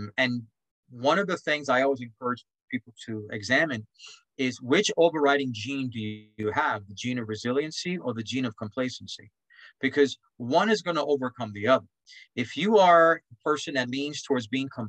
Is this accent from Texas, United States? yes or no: no; New York City, New York, United States; I grew up in Spanish Harlem